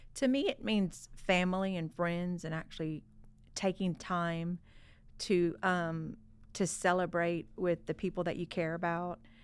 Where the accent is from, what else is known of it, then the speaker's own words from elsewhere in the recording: Southwest Louisiana, United States; growing up in Southwest Louisiana, Mardi Gras has always been about family